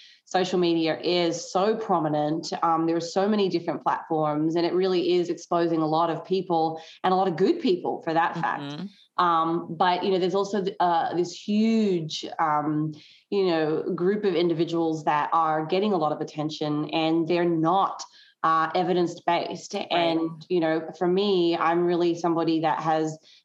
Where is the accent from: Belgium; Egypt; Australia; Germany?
Australia; Tasmania; moved away as an adult; also born or lived in mainland Australia; now in United States; I grew up in Tasmania, which is I guess one of the states of Australia.